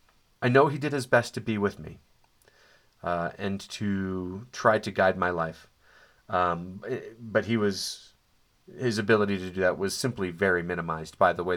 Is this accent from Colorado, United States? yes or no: yes; Colorado, United States; also born or lived in Dallas; But turns out I was growing up near where somebody who I know who lives just down the street was growing up in Golden, Colorado, which is apparently adjacent to Arvada.